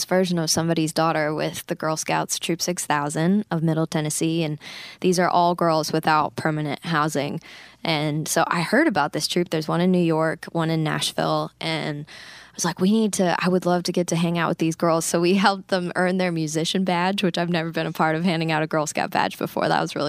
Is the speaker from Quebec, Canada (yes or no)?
no; Grand Prairie, Alberta, Canada; it's this concert fundraiser we do up in my hometown in Grand Prairie, Alberta, for our local youth shelter.